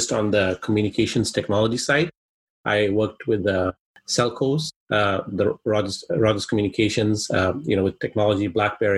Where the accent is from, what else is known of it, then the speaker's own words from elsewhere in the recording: Kenya; first language Swahili; English is a second language; now in Canada; I'm originally actually from Kenya, East Africa